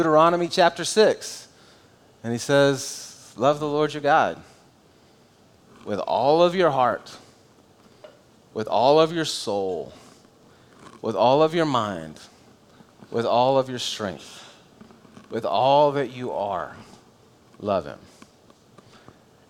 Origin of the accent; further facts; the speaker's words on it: United States; I'm an American if I say I'm a Christian